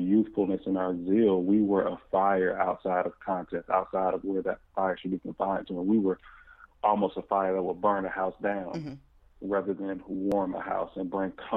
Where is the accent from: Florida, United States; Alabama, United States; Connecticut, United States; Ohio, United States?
Florida, United States; Jacksonville; born and raised in Jacksonville, Florida, proud